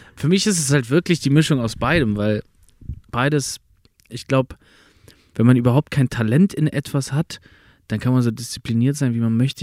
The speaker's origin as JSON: {"language": "German", "region": "Berlin", "country": "Germany", "tie": "born or raised there", "first_language": "German", "moved": "as an adult"}